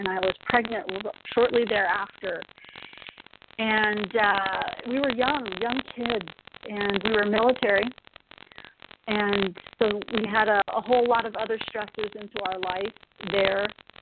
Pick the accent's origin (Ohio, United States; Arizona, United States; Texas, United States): Texas, United States; I'm originally from Texas